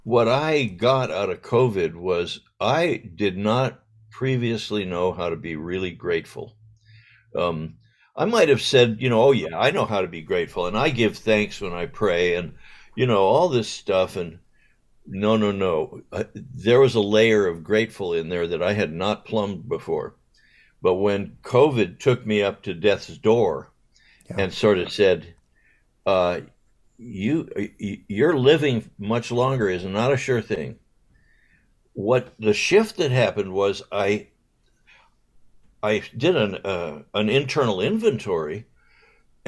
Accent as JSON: {"language": "English", "region": "Southern California", "country": "United States", "tie": "born or raised there", "also_born_or_lived": "Westchester, Los Angeles", "said": "growing up in Southern California."}